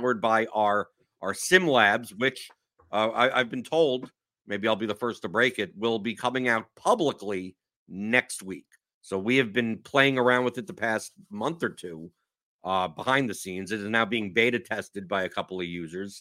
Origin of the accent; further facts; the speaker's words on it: New York, United States; now in Louisville, United States; I'm from New York, so I'm used to cold